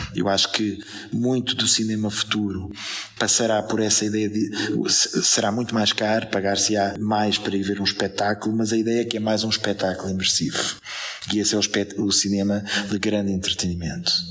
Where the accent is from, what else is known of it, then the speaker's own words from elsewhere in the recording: Portugal; nós somos, se calhar, ao mesmo tempo lisboetas, portugueses, europeus, cidadãos do mundo